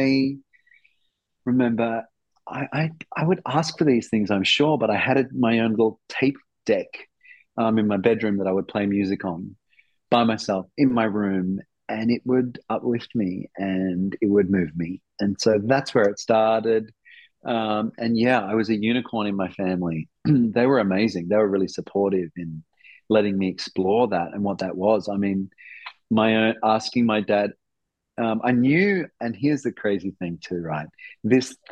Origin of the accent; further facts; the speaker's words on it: Darwin, Northern Territory, Australia; I grew up in Darwin. I grew up in Darwin, right?